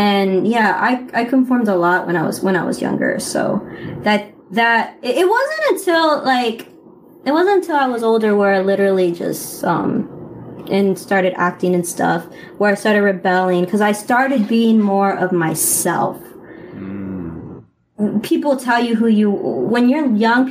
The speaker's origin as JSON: {"language": "English", "town": "Los Angeles", "region": "California", "country": "United States", "said": "I'm from Northeast Los Angeles, but my dad and my mom are from East"}